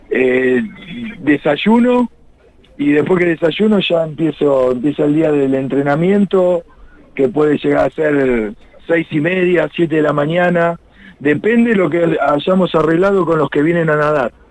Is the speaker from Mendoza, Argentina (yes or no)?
no; La Plata, Buenos Aires Province, Argentina; also born or lived in Cariló / Pinamar; yo no me quedo a vivir acá en, Cariló. Yo soy de La Plata ah. y cuando termina la temporada me vuelvo para el lugar donde vivo yo.